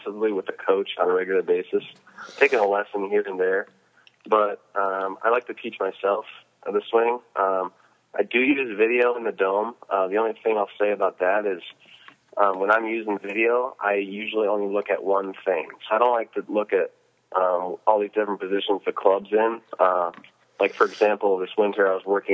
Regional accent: United States; as an American

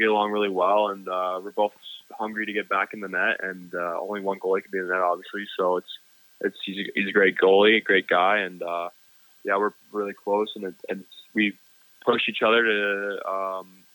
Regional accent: California, United States; I'm from California, so my family's down there near Lake Tahoe area

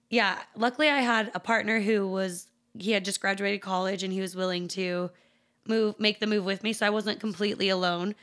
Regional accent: Salt Lake City, Utah, United States; also born or lived in Taylorsville, Utah / Chicago, Illinois; being born and raised in Salt Lake

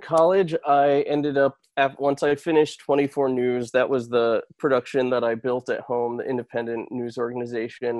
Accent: Connecticut, United States; Fox 61, my hometown station

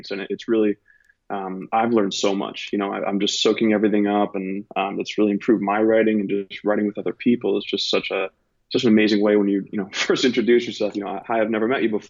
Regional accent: Boston, Massachusetts, United States; moved away as an adult; also born or lived in New York / Los Angeles; now in Nashville, United States; I'm from Boston originally, and my cousin, we used to live in a two-family house we were born

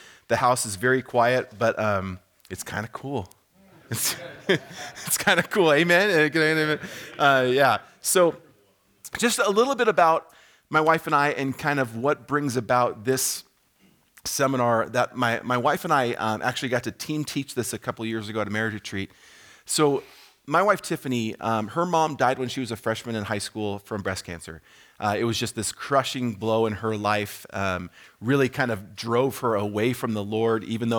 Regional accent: California, United States; Just a little bit quick about me. I've been here at Hume for about 4.5 years. I came from Southern California in the Chino Hills, Chino, Ontario area. If anyone knows that area, we lived in Corona, Eastvale.

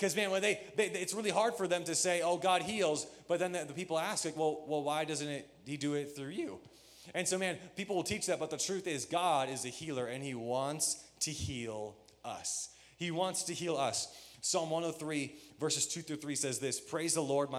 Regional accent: Michigan, United States; When I grew up, I grew up in Michigan

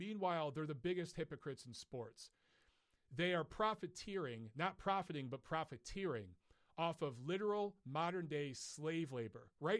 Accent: Detroit, Michigan, United States; I grew up in Detroit during the era of the Bad Boys

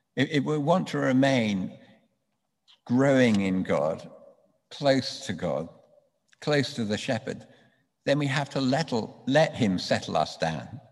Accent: London, United Kingdom; I grew up in London.

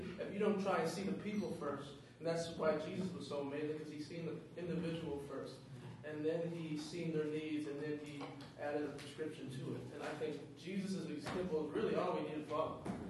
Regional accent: East Preston, Nova Scotia, Canada; it used to be Preston, but it's been split to East and North Preston. I'm from East Preston.

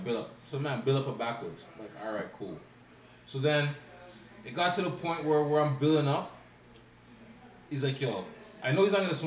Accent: Canada; I'm Canadian

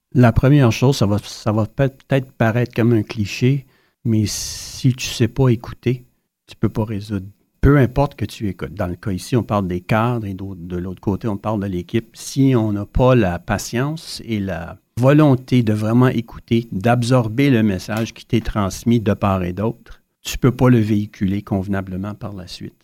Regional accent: Sarnia, Ontario, Canada; moved away as an adult; also born or lived in Ottawa; je viens de Sarnia en Ontario. Il y a très peu de francophones, mais grâce à mes parents, on a maintenu notre français.

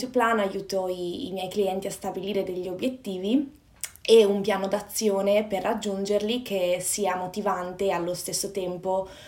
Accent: Padua, Veneto, Italy; moved away as an adult; now in London, United Kingdom; sono nata e cresciuta a Padova, nel Veneto, nel nord Italia, e però da quasi 5 anni vivo e lavoro

